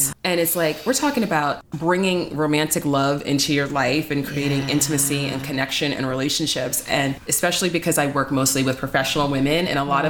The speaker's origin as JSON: {"language": "English", "town": "New York City", "region": "New York", "country": "United States", "said": "I'm from the Bronx"}